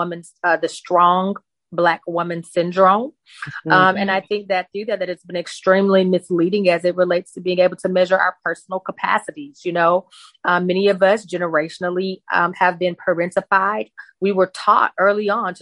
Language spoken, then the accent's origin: English; Mississippi, United States; also born or lived in New Orleans, Louisiana; The town I grew up in Mississippi is about an hour from New Orleans.